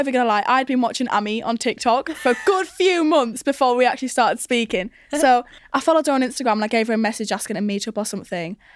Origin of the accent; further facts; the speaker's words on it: Newcastle upon Tyne, North East England, United Kingdom; I'm from Newcastle